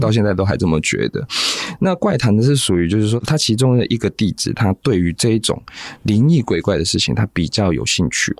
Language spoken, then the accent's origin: Chinese; Taiwan; 我们台湾人